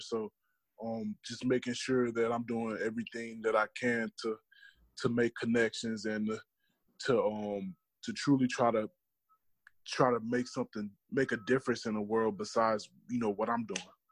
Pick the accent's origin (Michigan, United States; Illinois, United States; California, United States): Illinois, United States; Madison; my hometown, which was Madison, Illinois